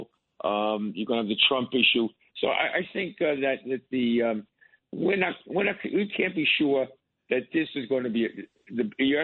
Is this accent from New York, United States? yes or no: yes; New York City, New York, United States; as a New Yorker